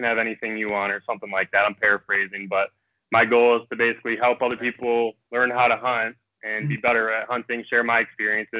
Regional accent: Northern Michigan, United States; now in Ann Arbor, United States; Born and raised in Northern Michigan, grew up kind of in that like Northern Michigan deer camp stereotype

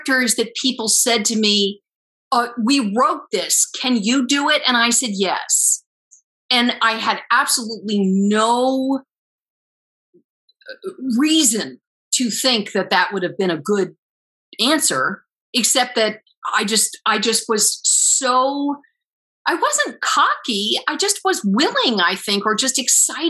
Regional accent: Bronxville, New York, United States; I'm a bit exaggerating my accent because I'm from Bronxville. I'm from Westchester County

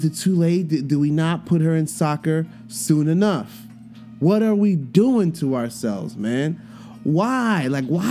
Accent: New York City, New York, United States; I grew up in Brooklyn, you know what I'm saying? Before gentrification, I grew up in the projects

